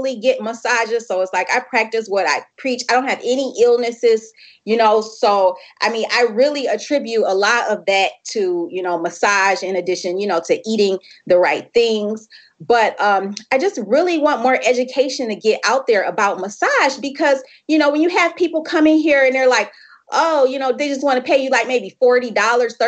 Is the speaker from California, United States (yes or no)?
no; Michigan, United States; we have one here in my hometown, Michigan